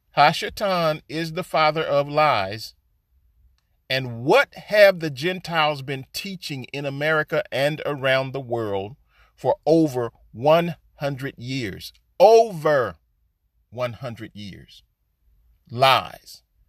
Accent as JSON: {"language": "English", "country": "United States", "said": "All of us so-called African Americans, Negroes, or Black folks"}